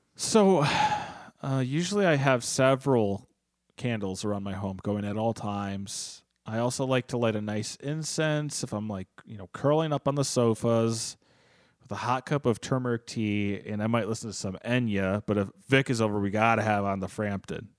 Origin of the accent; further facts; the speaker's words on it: United States; I'm an American